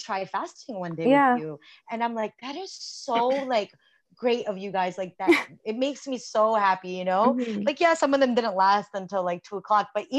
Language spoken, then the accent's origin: English; United States; born or raised there